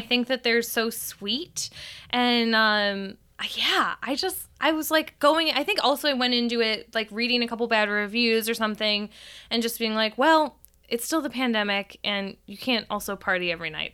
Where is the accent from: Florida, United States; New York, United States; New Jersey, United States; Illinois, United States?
Illinois, United States; Chicago; born or raised there; moved away